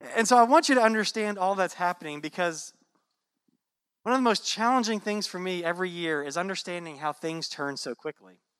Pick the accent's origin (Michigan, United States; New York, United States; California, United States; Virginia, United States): Virginia, United States; now in Florida, United States; I grew up in Virginia